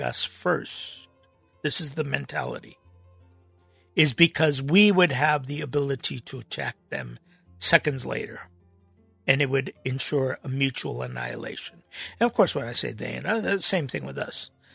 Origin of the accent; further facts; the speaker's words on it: Los Angeles, California, United States; growing up in Los Angeles